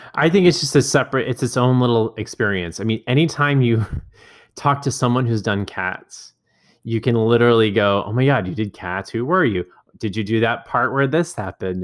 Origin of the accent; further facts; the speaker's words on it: Orange, Texas, United States; my hometown of Orange, Texas